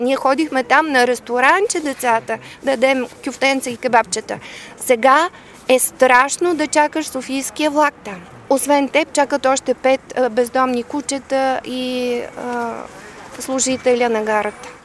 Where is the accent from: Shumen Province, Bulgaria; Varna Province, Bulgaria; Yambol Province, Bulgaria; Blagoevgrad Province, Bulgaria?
Varna Province, Bulgaria; Devnya; moved away as an adult; also born or lived in Germany / Sofia; аз съм родена в Девня.